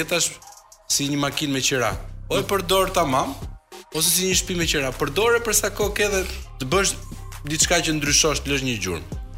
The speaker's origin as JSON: {"language": "Albanian", "country": "Albania", "said": "gjithë jemi shqiptar, për mirë ose për keq"}